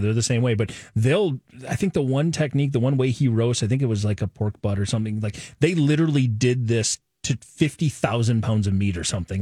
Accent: Nebraska, United States; I was born in Nebraska, but I'm not a corn husker

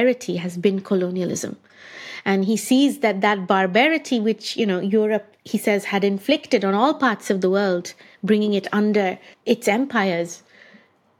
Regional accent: India; moved away; I grew up in India. I studied, I did all my schooling there

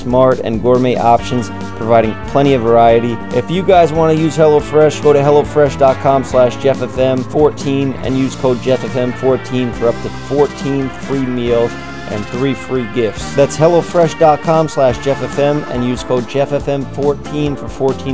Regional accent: New York City, New York, United States; I was born in Staten Island first

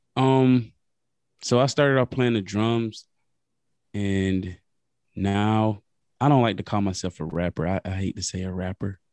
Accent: Lake City, South Carolina, United States; I'm from South Carolina, a small town, Lake City

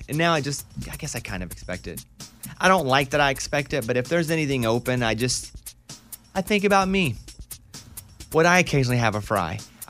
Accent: Arkansas, United States; Catching perch is not really where we come from. The perch where we grew up in Arkansas are not good for eating.

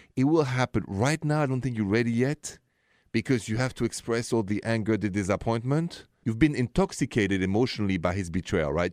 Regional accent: France; now in United States; I'm an American now from France

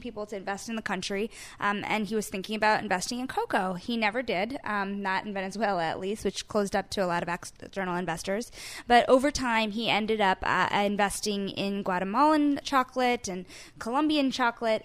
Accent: Paramus, New Jersey, United States; I grew up in Paramus

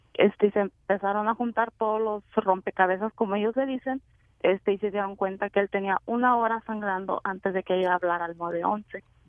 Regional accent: Mexico; nosotros como mexicanos

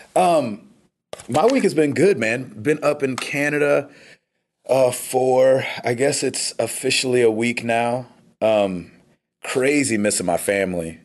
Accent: United States; I'm so American

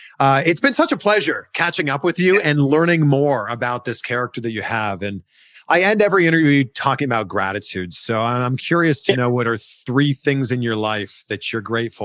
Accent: Pickering, Ontario, Canada; my hometown, Pickering, Ontario.

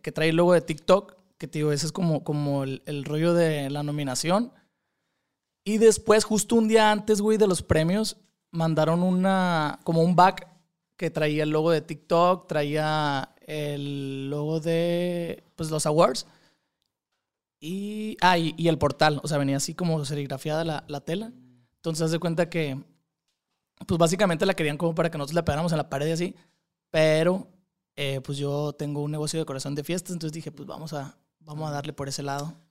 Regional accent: Culiacán, Sinaloa, Mexico; soy de Culiacán, Sinaloa

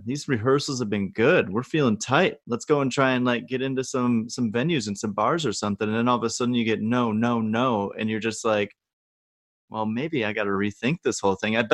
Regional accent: Wisconsin, United States; I'm from Wisconsin

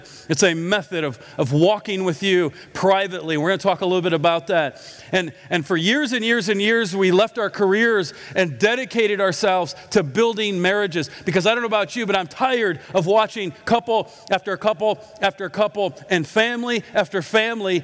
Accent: Iowa, United States; I'm from Iowa

